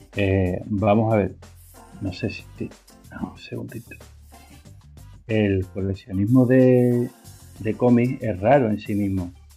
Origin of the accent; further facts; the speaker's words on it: Spain; nosotros que somos españoles